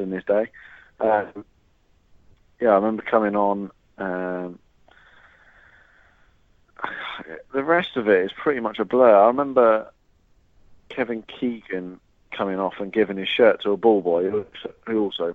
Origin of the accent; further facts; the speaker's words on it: Guernsey; moved away as an adult; also born or lived in Southampton; now in United Kingdom; I was about 5 or 6 when I moved back to Guernsey from Southampton